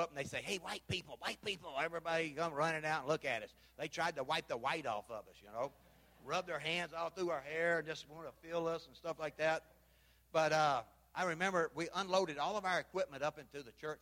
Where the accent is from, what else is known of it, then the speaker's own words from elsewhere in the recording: Memphis, Tennessee, United States; moved away as an adult; now in Belize; I'm from Memphis.